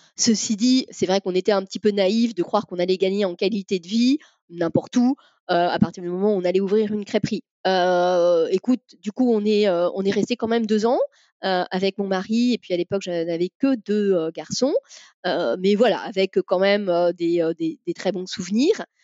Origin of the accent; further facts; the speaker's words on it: Paris, Île-de-France, France; moved away as an adult; now in Carnac, France; je suis née à Paris